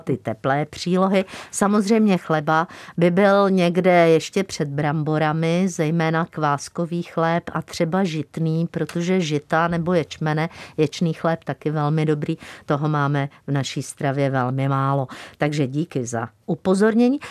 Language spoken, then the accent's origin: Czech; Czechia; jsme Češi, Moravané a Slezané